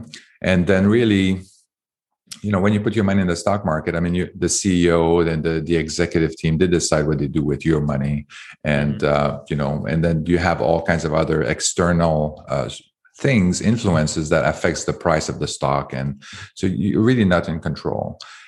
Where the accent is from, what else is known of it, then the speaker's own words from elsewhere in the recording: Canada; now in United States; I came from Canada, and it's very hard to do that in Canada.